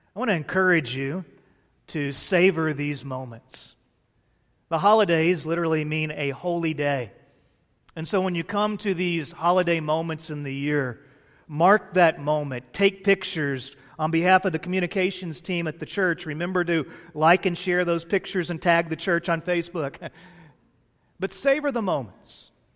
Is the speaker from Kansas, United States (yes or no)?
no; Fort Worth, Texas, United States; I grew up in Cowtown, Texas, A K A Fort Worth, Texas